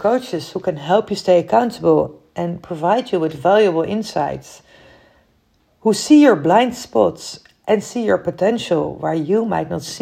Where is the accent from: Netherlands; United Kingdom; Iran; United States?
Netherlands; I'm from the Netherlands